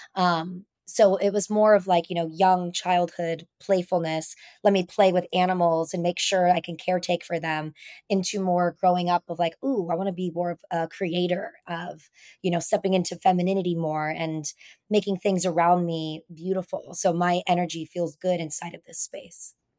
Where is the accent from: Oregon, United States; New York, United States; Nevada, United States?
Nevada, United States; Reno; now in San Diego, United States; growing up in Reno, Nevada, in the mountains